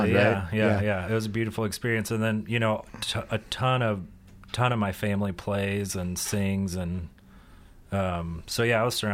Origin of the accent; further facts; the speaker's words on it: Newburg, Missouri, United States; I'm from just outside of Rolla, Missouri.